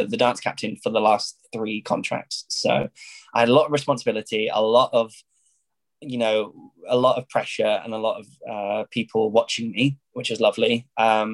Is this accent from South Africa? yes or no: no; Isle of Wight, South East England, United Kingdom; moved away as an adult; also born or lived in Paris; I was very lucky to go to a dance school on the Isle of Wight, which is an island in the south of England